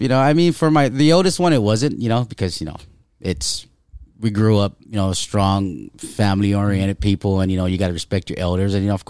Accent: Guam; born or raised there; moved away; also born or lived in Germany

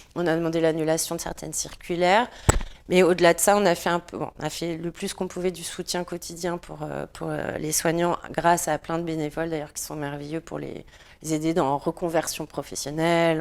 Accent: France; en tant que Français

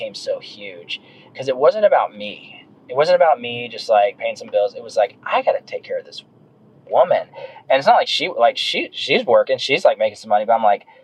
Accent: Dallas, Texas, United States; moved away as an adult; also born or lived in Frisco, Texas / Kansas City; now in Greer, United States; I'm from Dallas, Texas, Frisco, and graduated in high school in 2001

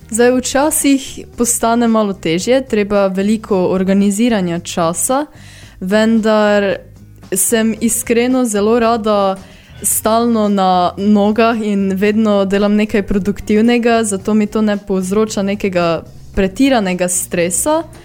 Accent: Rakičan, Mura, Slovenia; prihajam iz Rakičana.

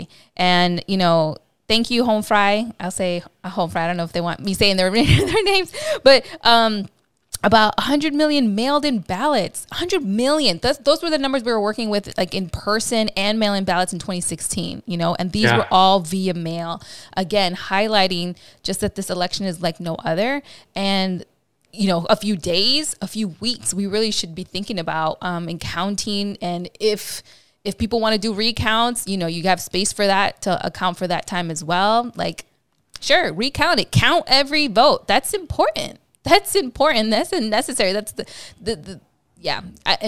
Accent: Midwest, United States; I'm actually from the Midwest, so I identify with all those Latinos that moved to the Midwest

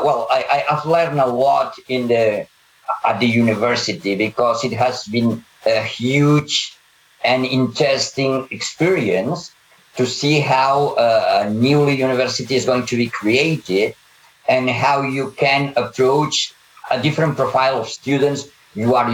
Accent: Catalonia, Spain; first language Catalan; English is a second language; my mother tongue is Catalan and then Spanish

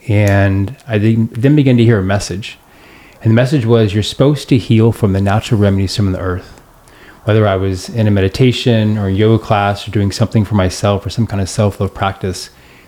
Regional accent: Long Beach, California, United States; born there; And I was born in Long Beach, and I had never returned in 35 years.

